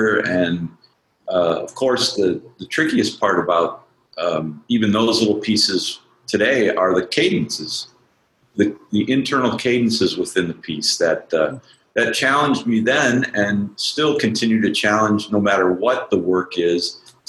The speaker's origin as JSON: {"language": "English", "town": "Madison", "region": "Wisconsin", "country": "United States", "tie": "born or raised there", "said": "I grew up in Madison"}